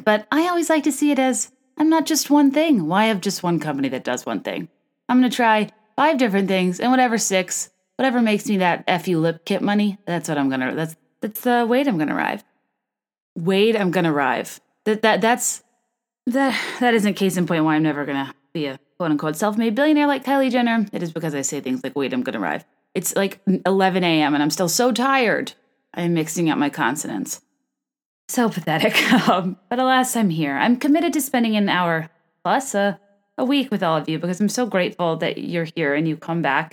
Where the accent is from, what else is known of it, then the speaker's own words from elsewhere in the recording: Virginia, United States; moved away as an adult; also born or lived in California / New York / San Francisco; now in Chicago, United States; I was born in California, raised in Virginia, went to college in Virginia, then moved to New York, then moved to Chicago